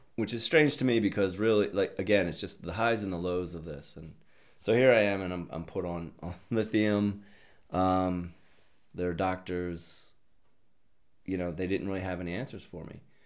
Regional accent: Upper Darby, Pennsylvania, United States; I'm from Upper Darby, Pennsylvania, Delco

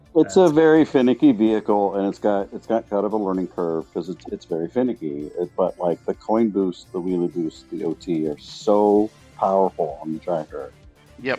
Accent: Portland, Oregon, United States; I was born here in Portland, Oregon, USA, on the West Coast

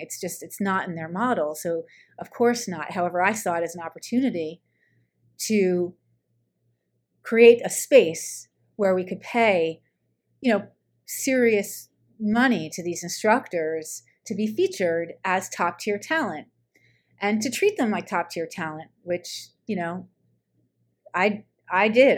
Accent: New York, United States; moved away as an adult; also born or lived in Colorado; I'm from New York

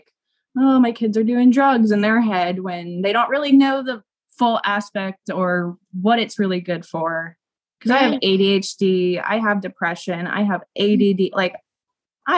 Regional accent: West Palm Beach, Florida, United States; now in Texas, United States; I was born and raised in West Palm

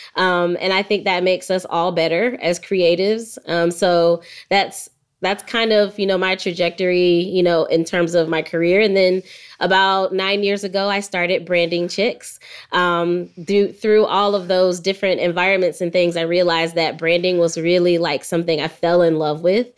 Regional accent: Jacksonville, Florida, United States; now in Atlanta, United States; I grew up in Jacksonville, Florida.

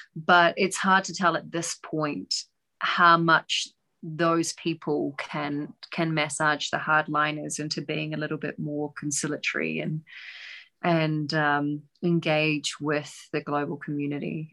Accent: New Zealand; now in Doha, Qatar; I'm a New Zealander

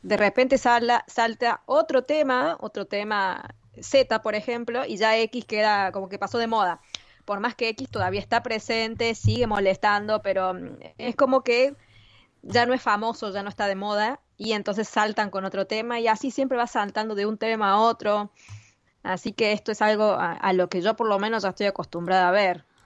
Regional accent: Argentina; como argentina

